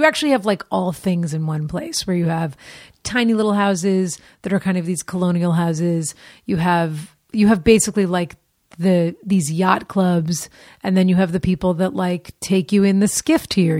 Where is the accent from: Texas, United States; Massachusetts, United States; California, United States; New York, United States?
Massachusetts, United States; Newton; Boston, Massachusetts. Well, just outside Newton, Massachusetts.